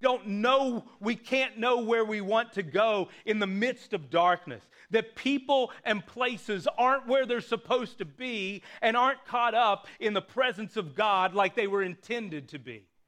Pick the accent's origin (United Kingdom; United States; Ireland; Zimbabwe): United States; Appalachia; my hometown, a small rural hometown in Appalachia